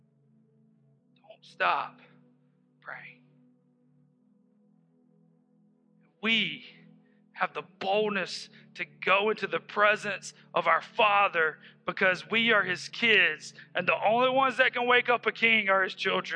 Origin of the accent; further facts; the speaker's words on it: Hephzibah, Georgia, United States; We're from Hepzibah.